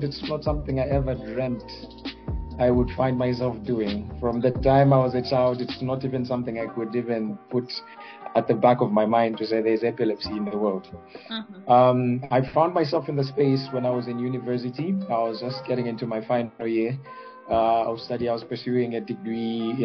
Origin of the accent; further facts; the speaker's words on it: Zambia; I'm from Zambia.